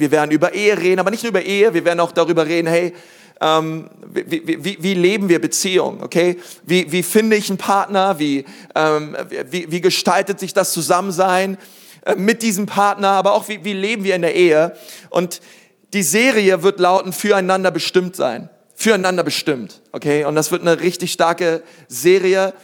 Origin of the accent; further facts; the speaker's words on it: Berlin, Germany; now in Nuremberg, Germany; ich komme aus Berlin